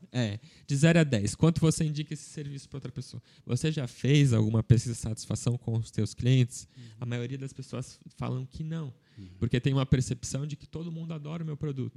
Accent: Blumenau, Santa Catarina, Brazil

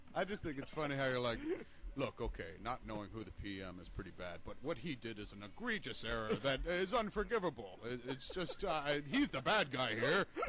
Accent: United States; I'm from America.

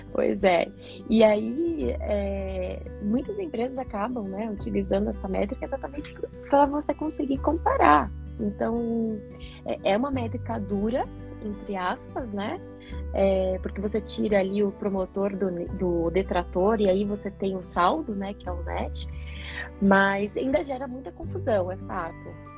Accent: São Paulo, Brazil; moved away; also born or lived in Curitiba; nasci em São Paulo, mas me considero aí uma curitibana de coração, né? Morando lá e cá.

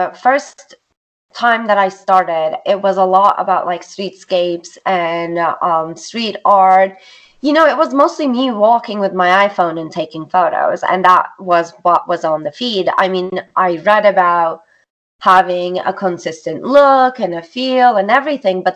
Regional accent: Istanbul, Turkey; first language Turkish; English is a second language; moved away as an adult; also born or lived in New York, United States; now in United States; I'm originally from Istanbul, Turkey. I grew up in Istanbul, came to United States for college, and stayed here

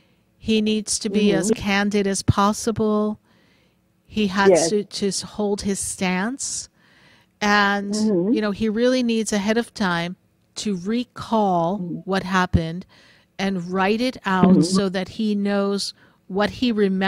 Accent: Hartsdale, New York, United States; moved away; It's my old stomping grounds when I grew up in Westchester County, New York, and I was in Hartsdale

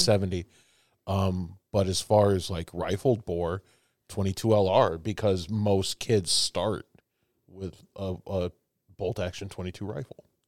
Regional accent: Chicago, Illinois, United States; also born or lived in New York; now in Indiana, United States; I've lived in several, but I'm from Chicago

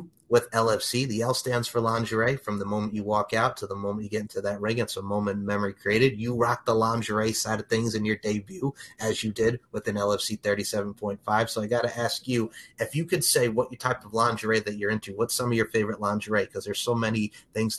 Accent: Long Island, New York, United States; I grew up on Long Island

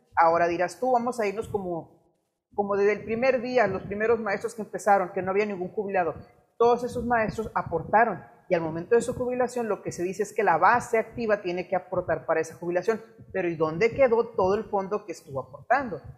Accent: Mexico; como mexicanos no tenemos una buena cultura del ahorro

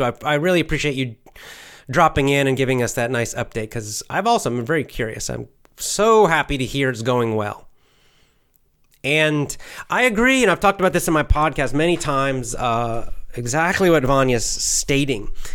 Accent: United States; I'm American

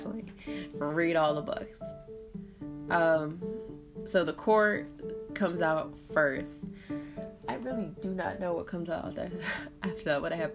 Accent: New Jersey, United States; I'm from Jersey, so we're very sarcastic people

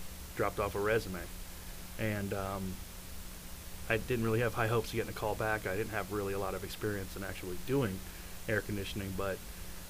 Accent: New York, United States; moved away; I grew up in New York

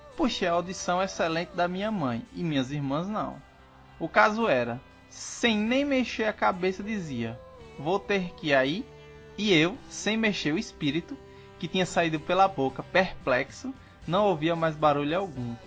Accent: Northeast Region, Brazil; com o meu sotaque, é? Só porque eu sou não, nordestino

